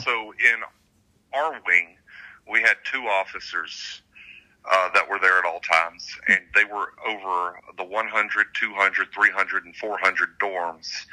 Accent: the South, United States; I grew up in the South, so church was not exactly an optional thing here

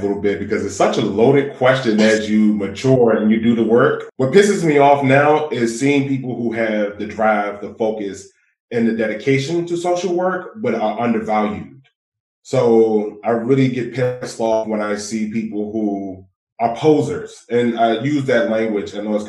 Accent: Washington, District of Columbia, United States; I'm from Ward 8. I'm from Ward 8, and Ward 8 has a history, especially after the 1980s, of concentrated poverty, over 30%.

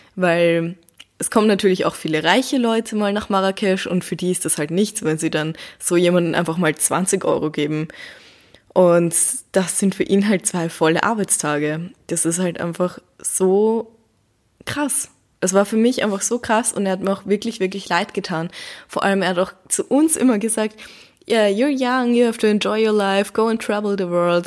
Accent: Vienna, Austria; bei uns in Wien

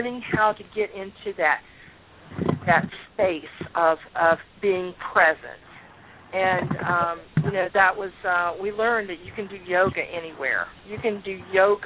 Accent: Columbus, Ohio, United States; moved away; I'm from Columbus

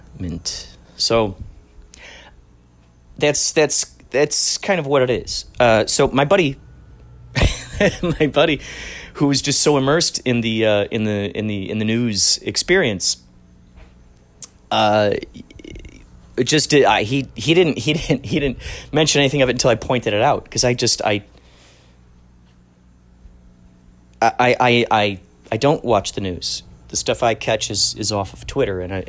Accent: Chicago, Illinois, United States; growing up in Chicago, driving on the Eisenhower

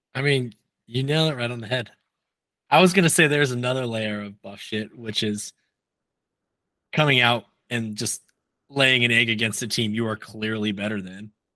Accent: Nebraska, United States; moved away; I grew up in Nebraska, unfortunately

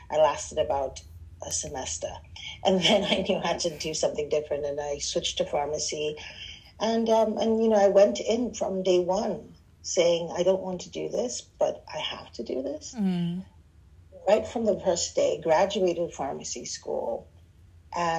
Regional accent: Nigeria; also born or lived in Southern United States; now in United States; Nigerian, West African immigrant in America.

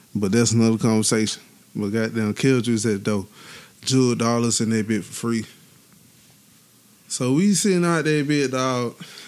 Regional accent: Tuscaloosa, Alabama, United States; I'm from Tuscaloosa

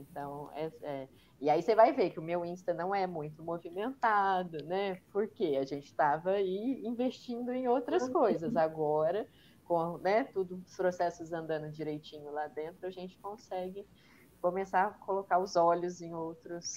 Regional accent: Minas Gerais, Brazil; eu sou mineira

